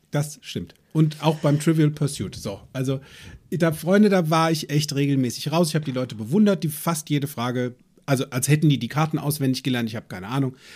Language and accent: German; Limburg an der Lahn, Hesse, Germany; also born or lived in United States; bei uns in Limburg an der Lahn